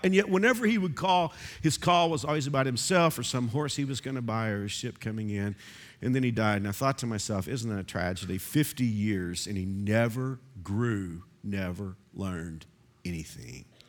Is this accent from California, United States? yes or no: no; Texas, United States; moved away as an adult; now in Kansas, United States; I grew up bird hunting in Texas